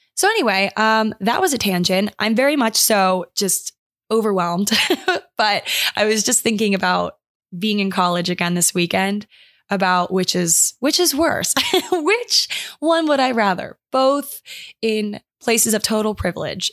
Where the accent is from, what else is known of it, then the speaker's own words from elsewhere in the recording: Maryland, United States; my hometown, like, I live on a river